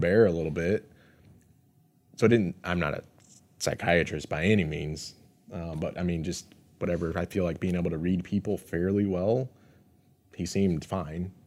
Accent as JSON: {"language": "English", "country": "United States"}